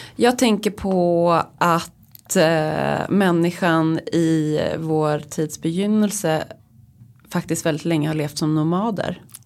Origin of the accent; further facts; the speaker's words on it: Uppland, Sweden; now in Stockholm, Sweden; jag kommer ju då från Uppland